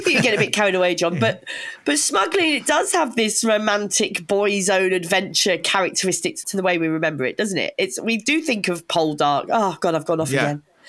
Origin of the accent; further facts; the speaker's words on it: Kent, South East England, United Kingdom; moved away as an adult; now in Sussex, United Kingdom; I am born and raised in Kent and now live in Sussex